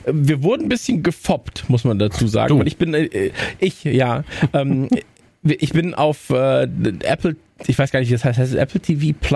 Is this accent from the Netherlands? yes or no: yes; Netherlands; German is a second language; Keine Kritik bitte. Ich bin Niederländer, ich darf das.